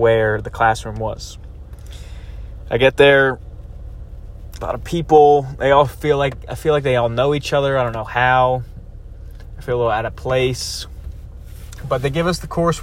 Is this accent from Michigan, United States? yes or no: no; Jersey Shore, New Jersey, United States; I grew up in the Jersey Shore